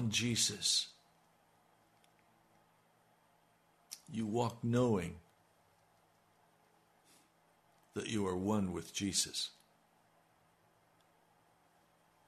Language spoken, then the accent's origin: English; United States; I'm an American